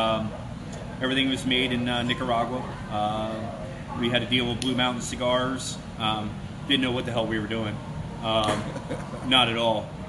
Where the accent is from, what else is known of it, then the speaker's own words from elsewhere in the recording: Southern Maryland, United States; I was born in Southern Maryland, and my grandfather and great-grandfather were actually tobacco farmers